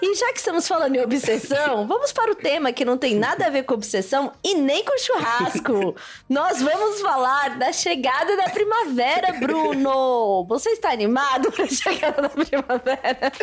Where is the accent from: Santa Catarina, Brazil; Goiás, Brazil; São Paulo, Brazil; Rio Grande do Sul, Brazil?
São Paulo, Brazil; also born or lived in Núcleo Bandeirante, Federal District; eu nasci, né, na Zona Leste de São Paulo, fui criada muito tempo aqui pela minha avó paterna